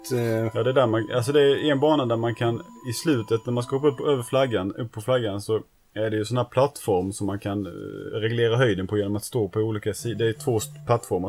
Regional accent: Näsum, Skåne, Sweden; när jag var liten bodde i Näsum så fanns det ingen pizzeria där i Näsum

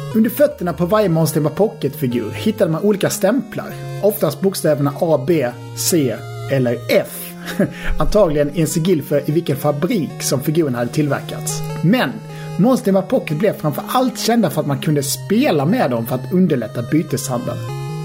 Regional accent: Halmstad, Halland County, Sweden; Jag är ju från Halmstad

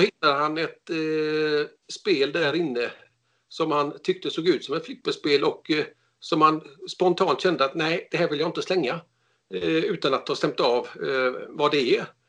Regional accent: Gothenburg, Västra Götaland, Sweden; Jag är från Göteborg

